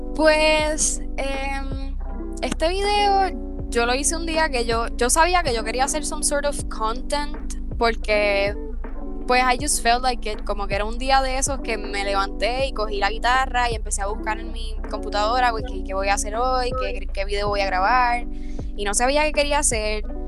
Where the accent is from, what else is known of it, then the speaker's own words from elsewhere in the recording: Comerío, Puerto Rico; yo soy una cantautora boricua, soy comerieña